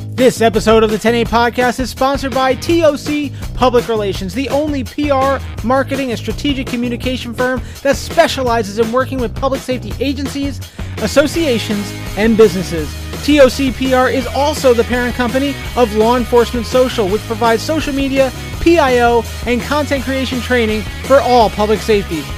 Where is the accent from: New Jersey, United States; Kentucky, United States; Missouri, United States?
New Jersey, United States; from my home state of New Jersey